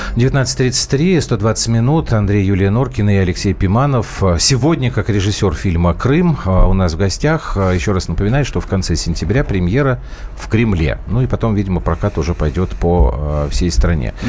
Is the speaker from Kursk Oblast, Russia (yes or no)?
no; Moscow, Russia; я был один москвич.